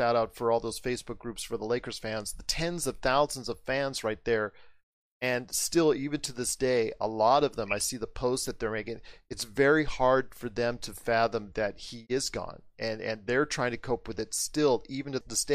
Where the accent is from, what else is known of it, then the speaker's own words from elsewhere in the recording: Inglewood, California, United States; I was born in Inglewood, California, a block away from the Forum